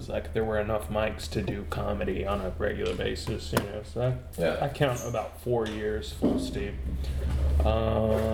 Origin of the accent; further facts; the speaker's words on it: Pensacola, Florida, United States; also born or lived in Tallahassee; I am from Pensacola. I've lived here all my life, except for when I went to college